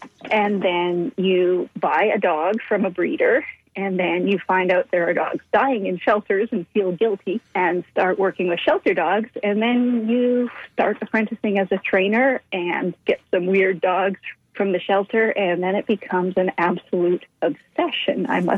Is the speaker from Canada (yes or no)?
yes; Toronto, Ontario, Canada; born there; also born or lived in British Columbia; I was born in Toronto, but I've lived all over. Mm-hmm. And I spent the most time on the West Coast.